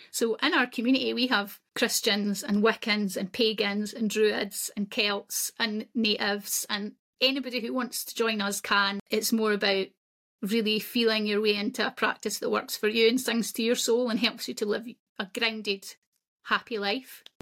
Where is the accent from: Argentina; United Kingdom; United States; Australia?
United Kingdom; Scotland; I'm Scottish, that's where I'm from